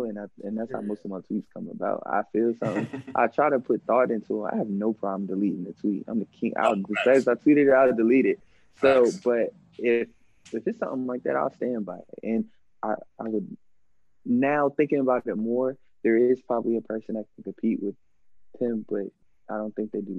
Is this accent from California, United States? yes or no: no; Virginia, United States; I'm from Virginia.